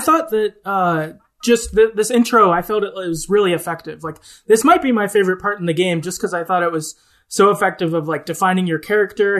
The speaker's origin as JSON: {"language": "English", "region": "the Midwest of the US", "country": "United States", "said": "I'm from the Midwest of the U S, so, like, we're just generally, like, I don't know, positive and nice outward"}